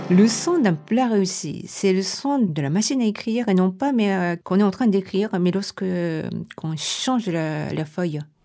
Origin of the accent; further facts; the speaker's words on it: Tokyo, Japan; French is a second language; moved away as an adult; now in Paris, France; je suis japonaise, je suis née à Tokyo et ça fait une vingtaine d'années que je suis à Paris